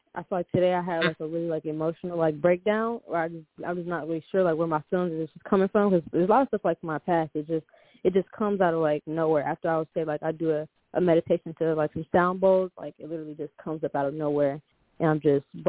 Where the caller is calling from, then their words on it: Charlotte, North Carolina, United States; I stay like in around the Charlotte area.